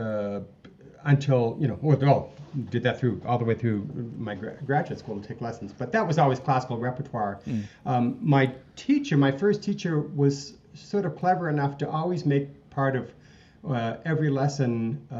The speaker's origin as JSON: {"language": "English", "town": "Dartmouth", "region": "Nova Scotia", "country": "Canada", "tie": "born or raised there", "moved": "yes", "lives_now": "Calgary, Canada", "said": "growing up in Nova Scotia. I always say Halifax to people, but I'm really from Dartmouth across the harbor"}